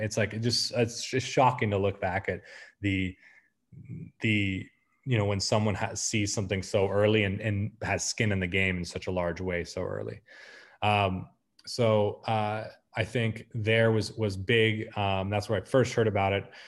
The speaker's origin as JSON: {"language": "English", "country": "United States", "also_born_or_lived": "Argentina", "moved": "yes", "said": "being an American in Argentina"}